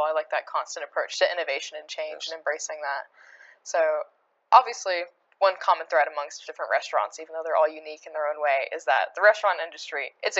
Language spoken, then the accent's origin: English; Oak Ridge, Tennessee, United States; I grew up in Oak Ridge